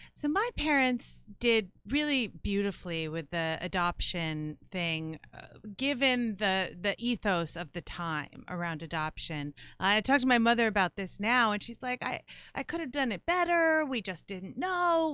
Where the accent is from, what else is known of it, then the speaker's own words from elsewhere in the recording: Livingston, New Jersey, United States; growing up in Livingston